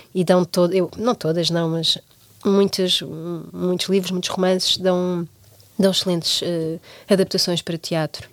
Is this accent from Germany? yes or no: no; Portugal; nós, enquanto portugueses